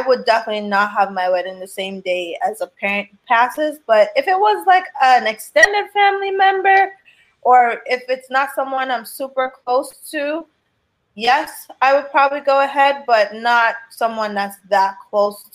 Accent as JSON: {"language": "English", "country": "Jamaica", "said": "I'm Jamaican"}